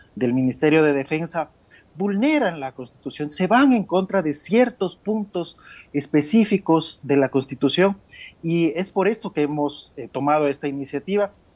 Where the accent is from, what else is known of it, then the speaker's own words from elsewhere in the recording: Ecuador; somos del Ecuador